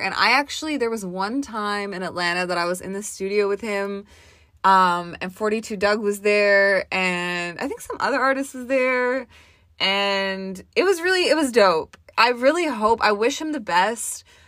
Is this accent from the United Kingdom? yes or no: no; Toronto, Ontario, Canada; I'm from Toronto.